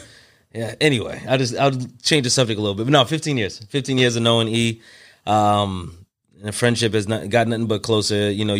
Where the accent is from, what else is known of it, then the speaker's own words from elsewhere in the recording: New York, United States; now in Delaware, United States; myself, I'm originally from New York, and as you guys know, and live in Delaware now.